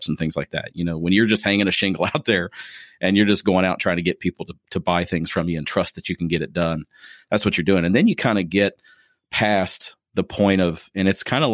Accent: Springfield, Ohio, United States; now in Crestwood, United States; Springfield is where I'm from

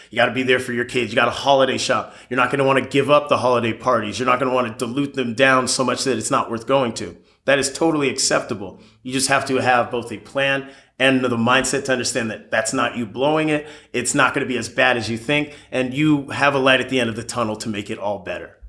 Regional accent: Palos Verdes Estates, California, United States; also born or lived in Florida; Born and raised in the South Bay, specifically Palos Verdes Estates

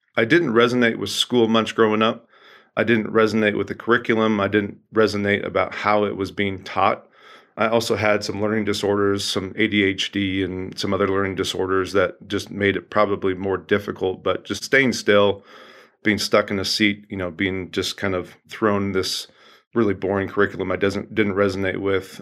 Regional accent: Oregon, United States; I grew up in the Pacific Northwest, a great state of Oregon

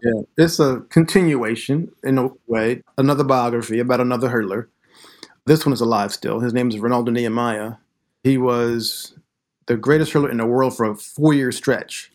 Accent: Glen Mills, Pennsylvania, United States; also born or lived in Philadelphia; I grew up in Pennsylvania, Southeastern Pennsylvania, born in Philadelphia. And then right before I turned three, my family moved out to a small town in the western suburbs called Glen Mills

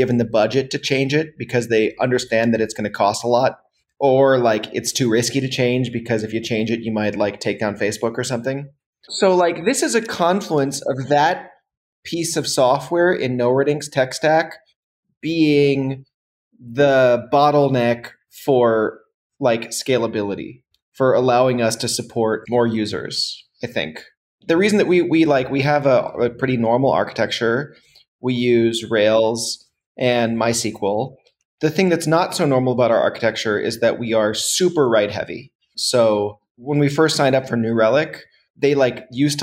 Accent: United States; now in Berlin, Germany; I'm based in Berlin, but I'm an American.

